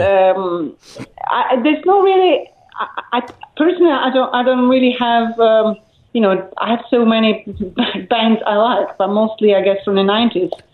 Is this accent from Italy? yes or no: yes; Tuscany, Italy; also born or lived in Elba; now in London, United Kingdom; originally, I'm from Italy